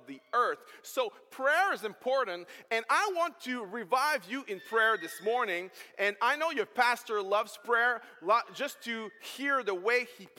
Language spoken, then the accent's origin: English; Quebec, Canada; accent: French; first language French; English is a second language; I'm French, so English is second language for me